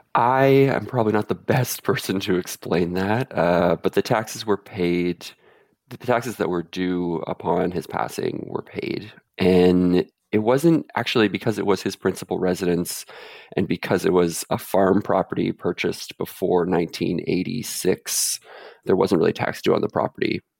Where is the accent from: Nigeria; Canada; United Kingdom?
Canada; central Canada; now in Vancouver, Canada; I'm from central Canada